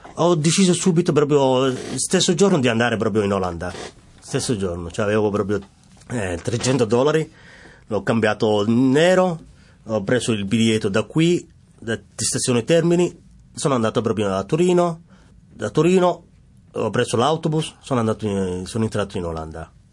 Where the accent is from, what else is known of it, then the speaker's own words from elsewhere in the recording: Mogadishu, Banaadir, Somalia; Italian is a second language; moved away as an adult; also born or lived in Netherlands; now in Rome, Italy; vengo dalla Somalia, da Mogadiscio, eh, capitale.